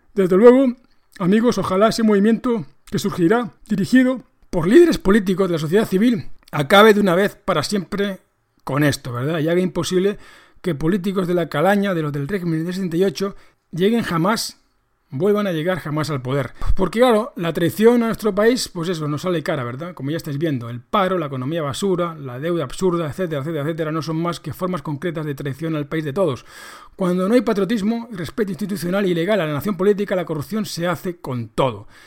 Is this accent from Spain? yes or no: yes; Spain; nos mete a todos los españoles